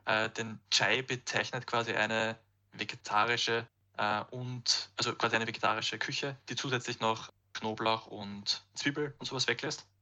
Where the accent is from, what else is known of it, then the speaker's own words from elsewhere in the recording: Austria; bei uns in Österreich